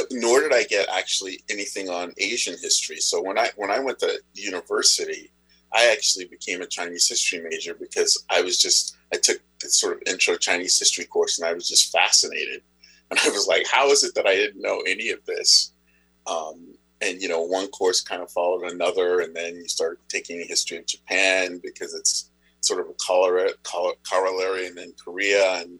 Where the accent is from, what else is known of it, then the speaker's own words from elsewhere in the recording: Zimbabwe; born there; So, I, I was born in Zimbabwe.